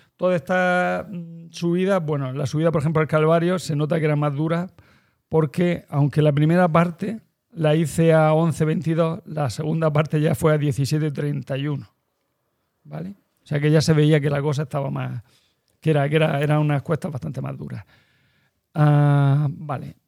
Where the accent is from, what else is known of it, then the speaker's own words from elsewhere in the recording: Almería, Andalusia, Spain; also born or lived in Cartagena; now in Murcia, Spain; Yo soy de Almería